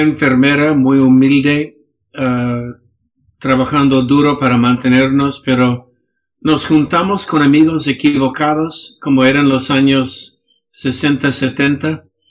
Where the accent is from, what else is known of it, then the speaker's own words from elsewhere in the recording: Los Angeles, California, United States; Spanish is a second language; moved away as an adult; now in Peru; yo crecí en Los Ángeles